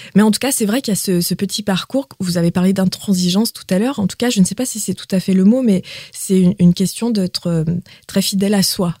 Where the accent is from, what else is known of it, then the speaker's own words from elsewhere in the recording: Quebec, Canada; first language Quebec French; now in France; en tant que québécoise en France